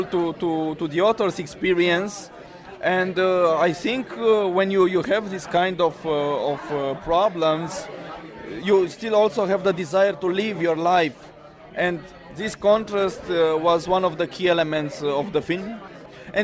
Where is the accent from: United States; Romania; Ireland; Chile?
Romania; I'm a Romanian filmmaker, and I'm in London for the third time